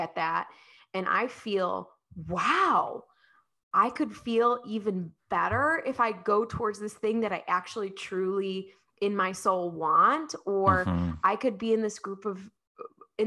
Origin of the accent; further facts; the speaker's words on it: Midwest, United States; I'm from the Midwest.